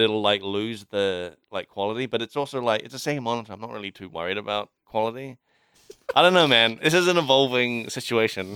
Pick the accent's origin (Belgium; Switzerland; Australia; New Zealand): New Zealand; Kaikohe, Northland; born or raised there; moved away